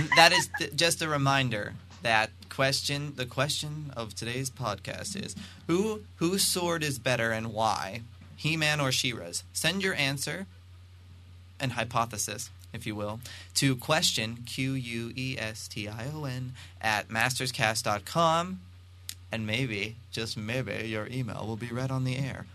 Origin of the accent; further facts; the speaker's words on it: Pennsylvania, United States; I'm from Pennsylvania